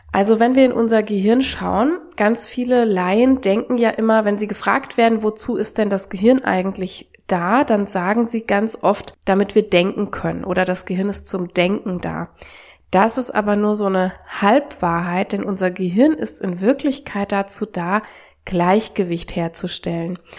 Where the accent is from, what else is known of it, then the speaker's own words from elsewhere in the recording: Germany; auch hier bei uns in Deutschland